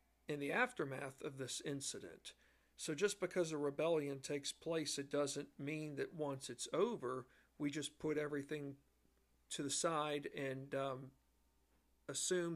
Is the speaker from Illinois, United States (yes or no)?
no; Virginia, United States; I'm from Virginia and still live in the great state of Virginia